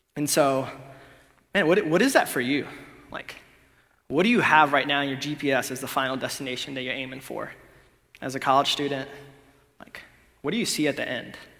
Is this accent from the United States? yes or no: no; Honduras; moved away; I'm from Honduras